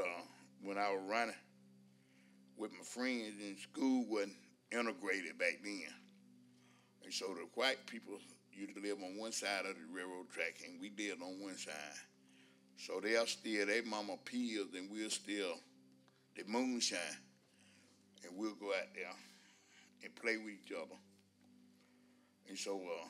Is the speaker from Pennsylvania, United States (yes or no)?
no; West Point, Georgia, United States; I was born in West Point, Georgia, 61 years ago.